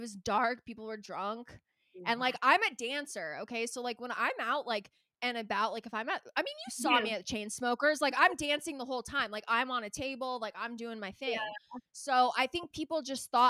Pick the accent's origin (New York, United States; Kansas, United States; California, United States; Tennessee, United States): California, United States; Calabasas; I grew up in Calabasas, so it's like, not only are we like 40 minutes from